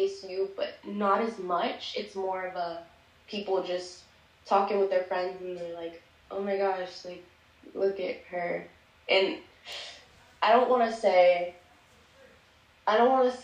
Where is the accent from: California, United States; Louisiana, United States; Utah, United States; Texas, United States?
Texas, United States; Plano; growing up in Plano